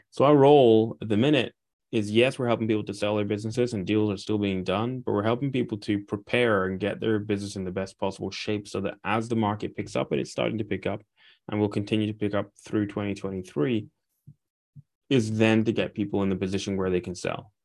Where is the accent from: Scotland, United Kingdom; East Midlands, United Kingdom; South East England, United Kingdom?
Scotland, United Kingdom; Aberdeen; I'm from a city called Aberdeen, which is an oil town